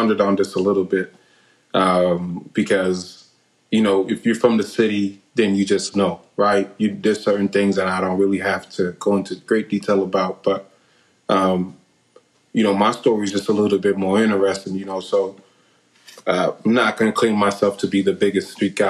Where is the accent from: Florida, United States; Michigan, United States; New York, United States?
Florida, United States; Delray Beach; also born or lived in Orlando; growing up in Delray Beach there